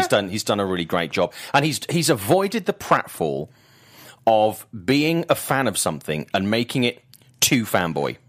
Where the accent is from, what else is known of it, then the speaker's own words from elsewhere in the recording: United Kingdom; I'm a British guy